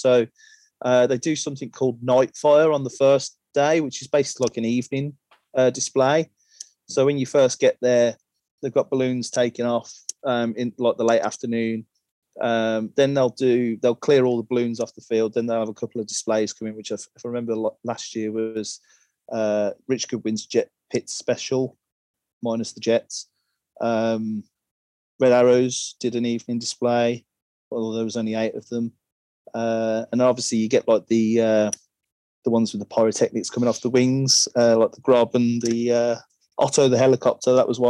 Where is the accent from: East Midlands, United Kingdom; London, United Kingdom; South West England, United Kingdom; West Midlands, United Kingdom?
West Midlands, United Kingdom; Birmingham; growing up in Birmingham, it's my local closest air show, and I've been going since I was 8 years old.